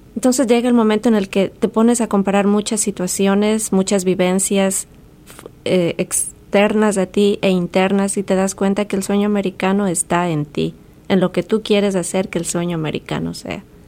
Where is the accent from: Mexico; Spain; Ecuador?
Ecuador; moved away